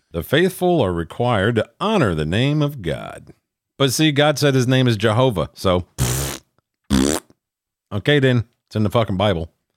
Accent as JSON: {"language": "English", "region": "Minnesota", "country": "United States", "tie": "born or raised there", "said": "my home state of Minnesota"}